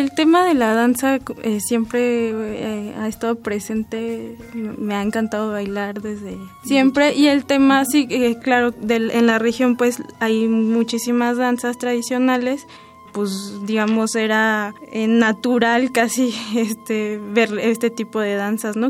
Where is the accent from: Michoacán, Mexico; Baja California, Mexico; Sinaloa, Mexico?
Michoacán, Mexico; moved away as an adult; also born or lived in Mexico City; vengo de Michoacán hacia la Ciudad de México